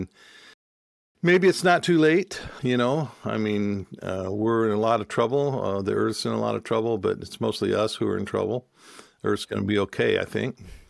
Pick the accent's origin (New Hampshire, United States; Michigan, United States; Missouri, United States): Michigan, United States; also born or lived in Cherokee country; joined a community of people up in Michigan where we grew up